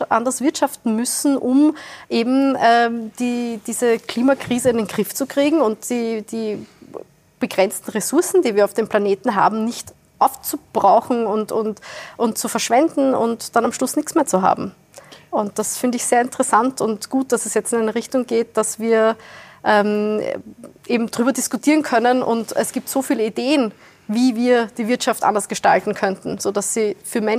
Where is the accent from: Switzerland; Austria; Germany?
Austria; Wiener Neustadt, Lower Austria; Äh, ich komme aus Wiener Neustadt, südlich von Wien.